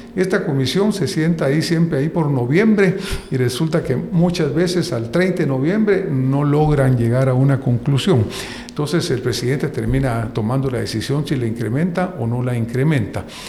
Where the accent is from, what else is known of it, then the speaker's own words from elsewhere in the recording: Guatemala; nosotros como guatemaltecos